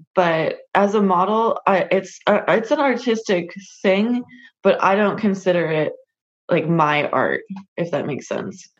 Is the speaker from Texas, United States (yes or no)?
no; California, United States; born or raised there